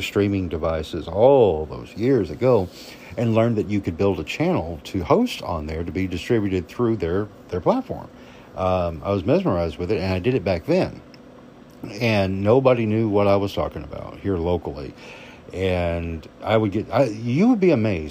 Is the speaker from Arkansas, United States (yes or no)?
yes; Arkansas, United States; a kid growing up in Arkansas